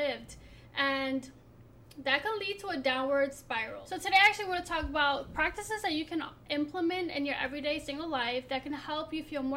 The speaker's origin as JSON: {"language": "English", "town": "Philadelphia", "region": "Pennsylvania", "country": "United States", "tie": "born or raised there", "said": "from being the daughter of an immigrant to growing up in Philly"}